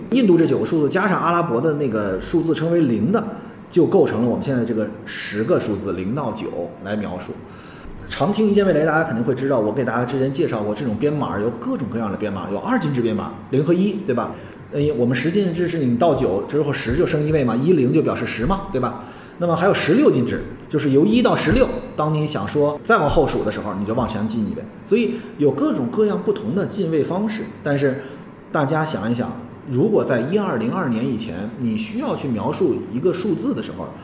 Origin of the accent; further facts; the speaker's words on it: China; 我们中国人